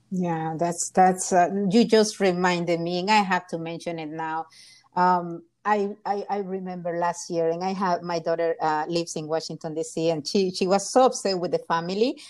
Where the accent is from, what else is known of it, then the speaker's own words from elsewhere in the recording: Honduras; moved away; I'm from Honduras